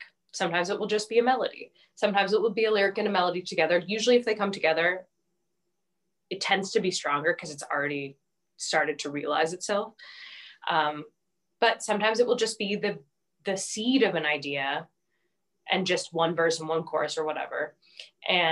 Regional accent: United States; I'm an American and I'm making American music

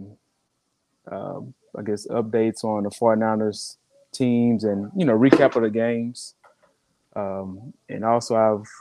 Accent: Texas, United States; I'm from Texas

